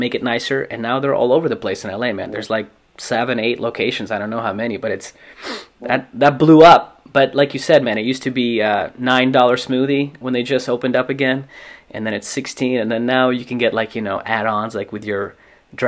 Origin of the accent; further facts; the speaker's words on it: Russia; now in Los Angeles, United States; I grew up in Russia, and like my grandparents had, you know, their own garden